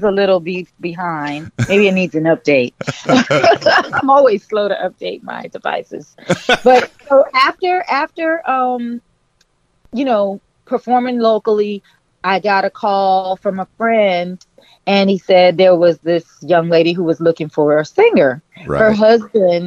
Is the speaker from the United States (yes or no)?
yes; Miami, Florida, United States; also born or lived in Georgia; I grew up in Coconut Grove, which is was a Bahamian settlement.